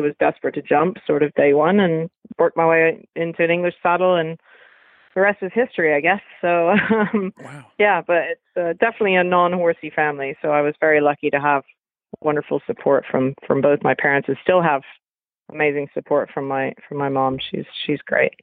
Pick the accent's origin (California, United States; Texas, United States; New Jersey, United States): California, United States; where I grew up in California